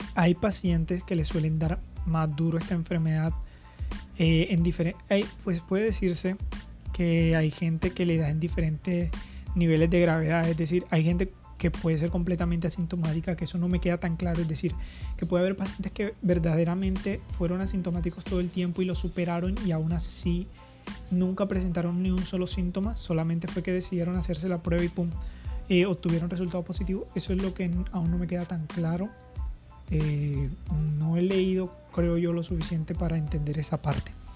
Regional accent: Colombia; en mi país

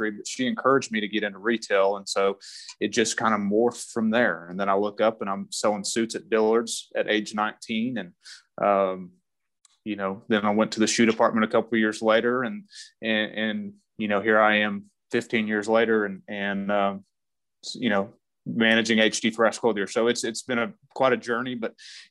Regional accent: Idalou, Texas, United States; now in Lubbock, United States; I grew up in Idaho, Texas, West Texas boy.

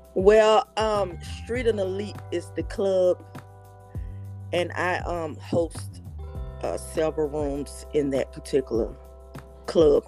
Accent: Birmingham, Alabama, United States; now in Georgia, United States; I'm from Birmingham, Alabama

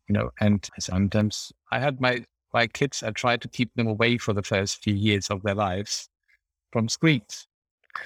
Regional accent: Germany; English is a second language; moved away as an adult; now in United Kingdom; my home country, Germany

